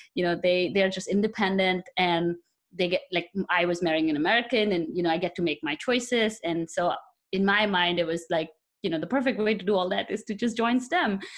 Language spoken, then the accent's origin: English; India; moved away as an adult; now in United States; I come from India, so I was born there, and I did my bachelor's in chemical engineering in India, and then I came here for my master's about eight years ago